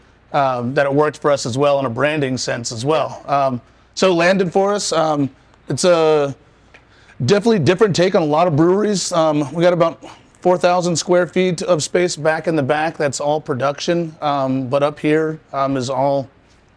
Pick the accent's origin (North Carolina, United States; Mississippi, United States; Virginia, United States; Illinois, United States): Virginia, United States; Richmond; I'm from Richmond. I'm raised here, moved away